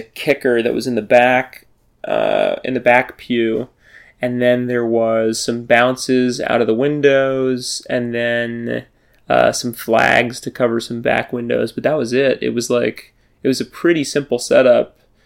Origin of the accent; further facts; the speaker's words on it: New Orleans, Louisiana, United States; I'm from New Orleans